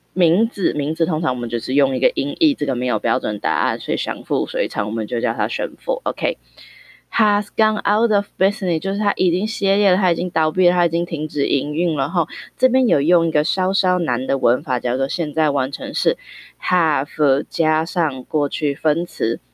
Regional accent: Taiwan; 我们台湾人很喜欢吃的火锅

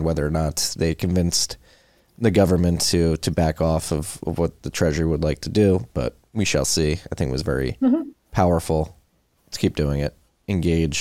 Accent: United States; being an American

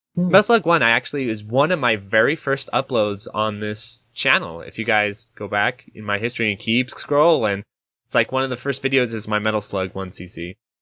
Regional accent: Idaho, United States; I'm from Idaho

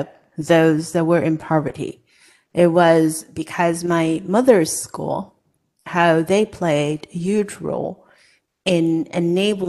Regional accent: Hong Kong; moved away as an adult; now in United States; I was born and raised in Hong Kong

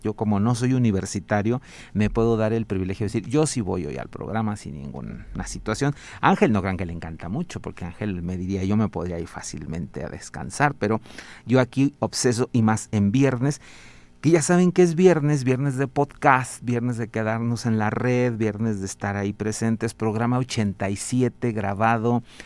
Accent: Mexico; siempre nos dará un gran orgullo como mexicanos

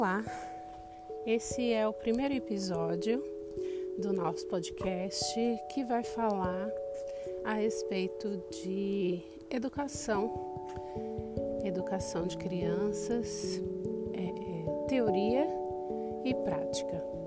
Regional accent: Brazil; moved away as an adult; now in Switzerland; sou brasileira, mas moro na Suíça há três anos

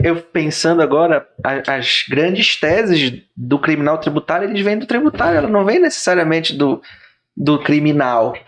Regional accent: Pará, Brazil; eu não sou paraense raiz, eu sou Nutella

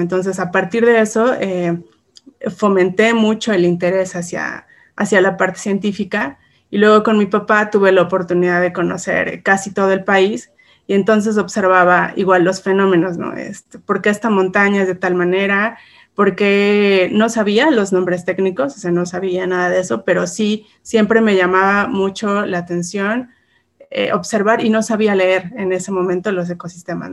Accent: Puebla, Mexico; soy una mujer mexicana, orgullosamente poblana.

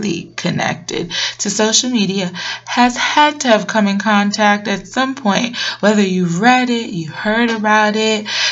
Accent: New York City, New York, United States; moved away as an adult; now in Atlanta, United States; I hail from Brooklyn, New York, and I'll always be a BK baby

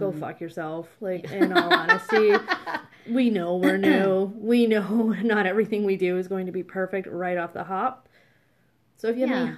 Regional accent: Canada; also born or lived in Ontario; We're Canadian. Canadian women

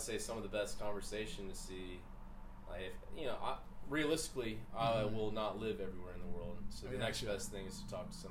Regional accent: United States; first language English; as an American, I know my rights

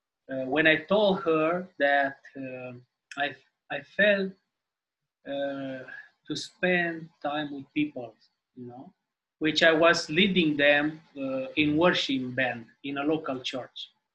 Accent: Timișoara, Timiș County, Romania; Hey, so, yeah … from Romania, Timișoara.

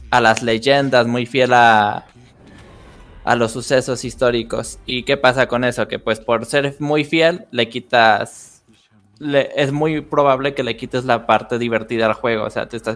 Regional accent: Mexico; a los que somos mexicanos y este nos gusta el desarrollo de videojuegos

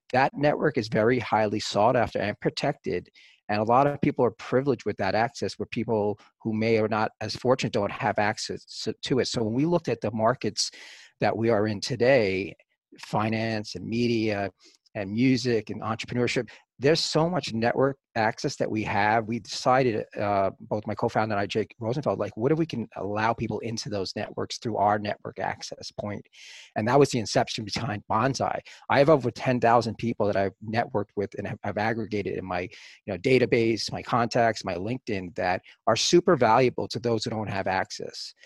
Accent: New York City, New York, United States; growing up in the Bronx uh, in the early 70s

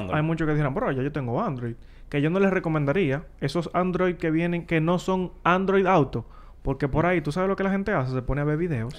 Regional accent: Santo Domingo, Distrito Nacional, Dominican Republic; Donde yo me crié, pasaron en Villa Consuelo ahí

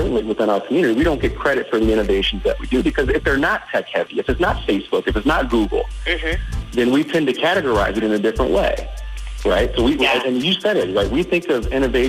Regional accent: Detroit, Michigan, United States; also born or lived in Chicago / Boston / Atlanta; now in Richmond, United States; I grew up in Detroit. I moved here from Chicago. I lived in Boston. I've lived in Atlanta

